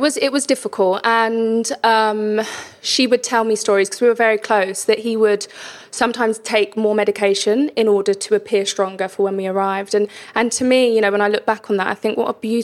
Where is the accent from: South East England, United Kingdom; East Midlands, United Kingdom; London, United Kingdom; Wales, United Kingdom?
London, United Kingdom; I grew up in East London, and, you know, at the time it was quite a rough area